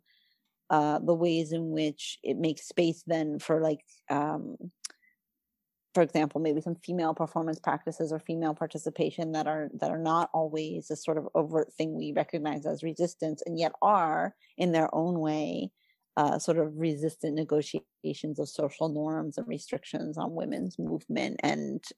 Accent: New Jersey, United States; I'm not Italian, but I grew up in New Jersey

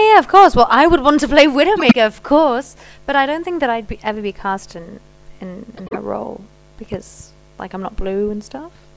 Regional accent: Paris, Île-de-France, France; I was brought up in Paris.

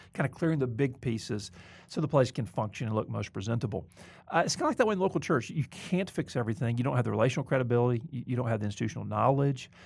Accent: the South, United States; moved away; also born or lived in Mobile, Alabama; I'm not trying to get over my Southern background.

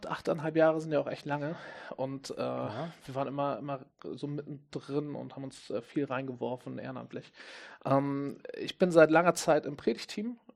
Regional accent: Hamburg, Germany; Ich komme ja aus Hamburg

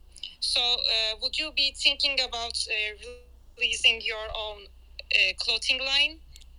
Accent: Turkey; I'm from Turkey

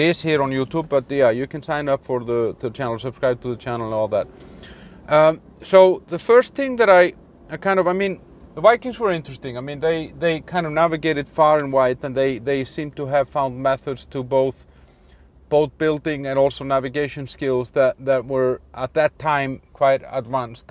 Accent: Iceland; I'm from Iceland

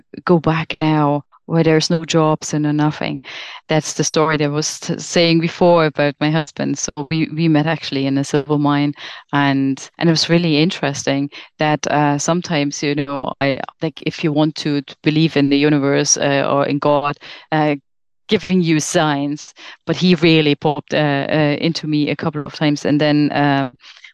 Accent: Germany; moved away as an adult; I'm from Germany

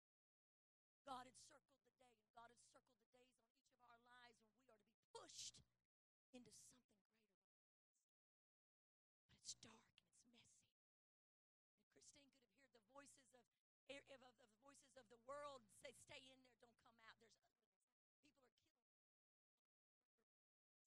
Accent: Mount Vernon, Illinois, United States; I was born in Mount Vernon, Illinois, the state of Abraham Lincoln.

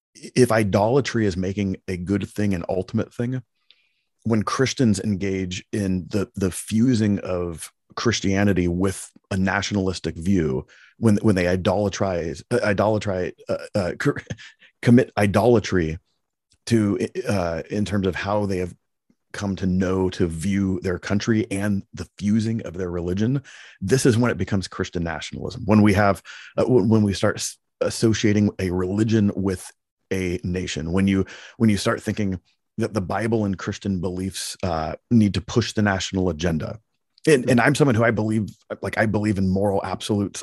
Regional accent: Palo Alto, California, United States; I was born in Palo Alto, California, and, and have lived in America, you know, my whole life

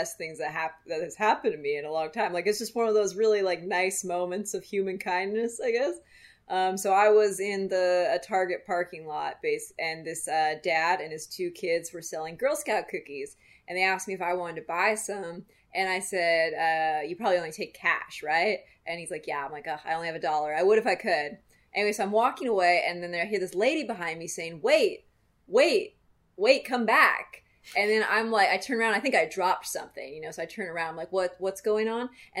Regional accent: Montana, United States; moved away; also born or lived in Bozeman, Montana; I never really fit in my hometown in Montana. It's a very, very small town

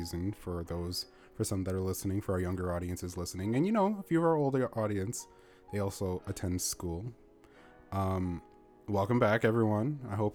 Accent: Canada; I'm from Canada, by the way. Like, we're both from Canada, but currently we are situated in different places

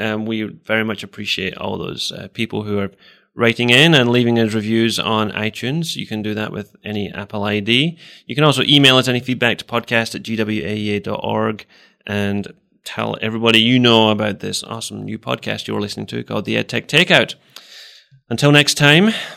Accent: Scotland, United Kingdom; moved away as an adult; also born or lived in England; now in Iowa, United States; I grew up in Scotland and spent most of my life there

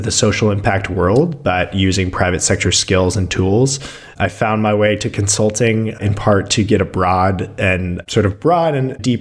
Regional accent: Denver, Colorado, United States; moved away as an adult; also born or lived in Tacoma, Washington; now in Ann Arbor, United States; I grew up in Colorado

